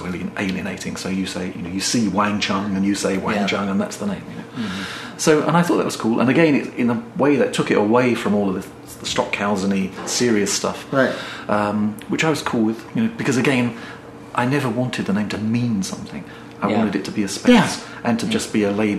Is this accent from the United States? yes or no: no; Gillingham, South East England, United Kingdom; I grew up in Gillingham in the Medway towns in England